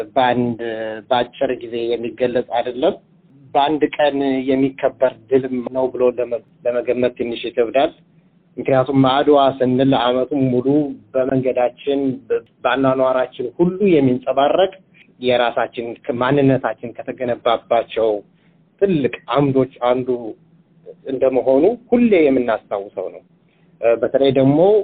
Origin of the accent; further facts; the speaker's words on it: Ethiopia; now in Adelaide, Australia; እንደ ኢትዮጵያዊ